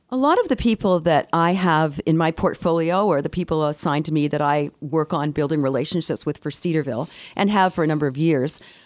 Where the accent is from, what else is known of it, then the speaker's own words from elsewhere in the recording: Victoria, British Columbia, Canada; moved away; I was raised in Victoria, B C, and all our family lived in Toronto